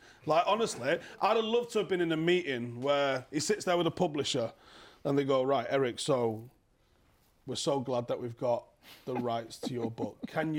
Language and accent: English; Ghana; I'm Ghanaian, obviously